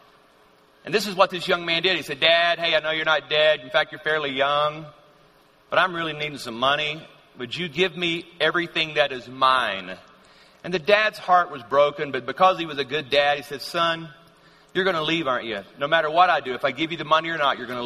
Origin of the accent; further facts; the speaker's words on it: Louisiana, United States; growing up in Louisiana. That's where I'm from.